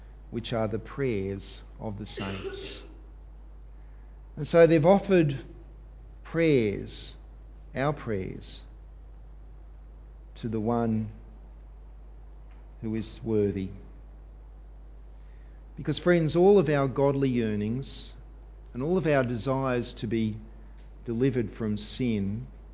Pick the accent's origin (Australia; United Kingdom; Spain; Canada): Australia; us as Australian Christians